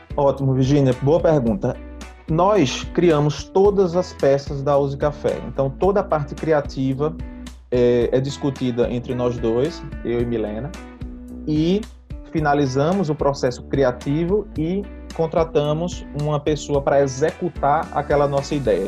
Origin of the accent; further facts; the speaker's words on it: Recife, Pernambuco, Brazil; nós somos de Recife